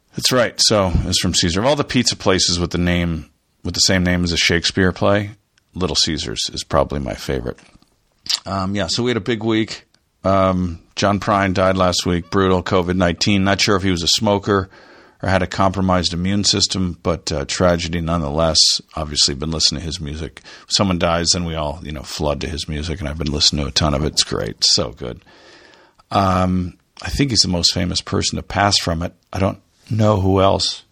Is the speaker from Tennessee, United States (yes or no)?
no; Dove Canyon, California, United States; also born or lived in Toledo, Ohio / Michigan / Japan; when I was growing up in Dove Canyon, California, down there in South Orange County.